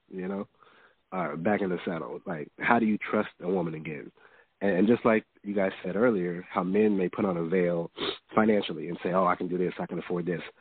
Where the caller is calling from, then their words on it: Houston, Texas, United States; from from Houston.